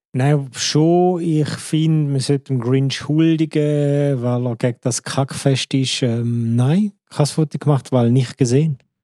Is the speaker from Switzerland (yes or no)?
yes; Switzerland; als richtiger Schweizer Staatsbürger